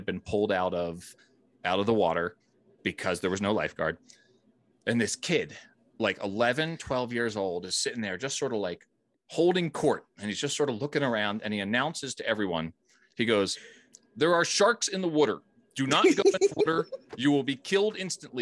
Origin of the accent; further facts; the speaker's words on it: Wayne, Pennsylvania, United States; now in Colorado, United States; I grew up in Delco as well, Wayne, Pennsylvania